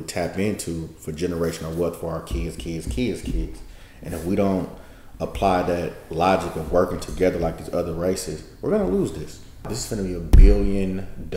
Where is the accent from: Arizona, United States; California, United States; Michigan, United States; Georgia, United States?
California, United States; Oakland; I'm from East Oakland